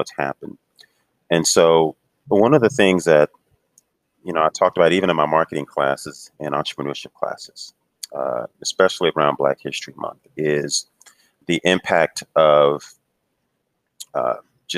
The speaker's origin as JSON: {"language": "English", "town": "Houston", "region": "Texas", "country": "United States", "tie": "born or raised there", "moved": "yes", "said": "I grew up in Houston, actually"}